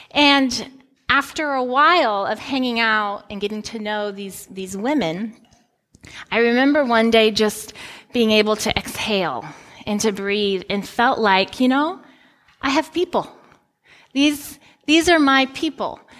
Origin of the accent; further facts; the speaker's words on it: Guinea; moved away as an adult; I grew up in Guinea, West Africa, and when I was 18 years old, I came back to the United States to go to college.